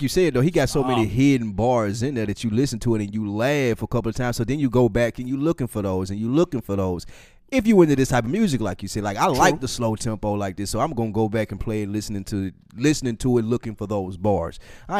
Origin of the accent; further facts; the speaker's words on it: the South, United States; I'm from the South.